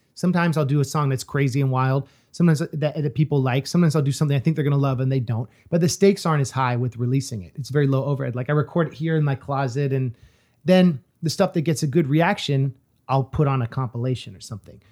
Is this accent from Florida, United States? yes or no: no; California, United States; moved away; also born or lived in East Coast; as a Californian who lived on the East Coast